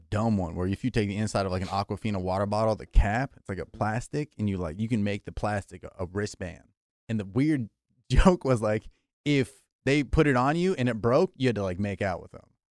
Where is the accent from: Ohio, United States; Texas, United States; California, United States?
California, United States; I grew up in California my whole life.